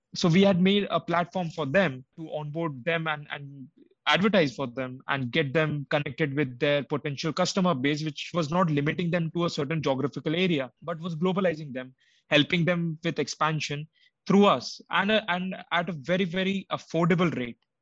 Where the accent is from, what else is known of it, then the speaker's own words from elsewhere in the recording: India; moved away as an adult; now in Lithuania; as an Indian student, I never faced these challenges in India as a whether I was when I was applying to colleges or whether I was in school